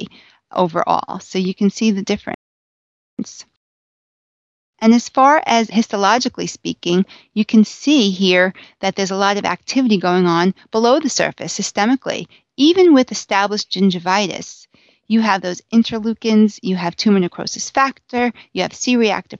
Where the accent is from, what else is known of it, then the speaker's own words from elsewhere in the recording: Long Island, New York, United States; I'm from Long Island